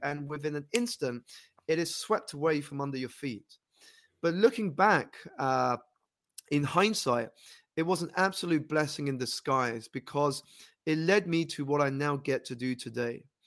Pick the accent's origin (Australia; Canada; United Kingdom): United Kingdom; London; I grew up here in London, United Kingdom